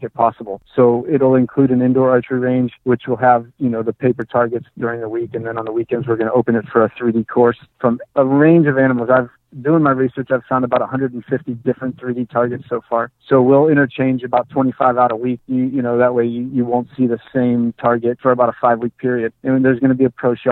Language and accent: English; Youngstown, Ohio, United States; my hometown of Youngstown, Ohio.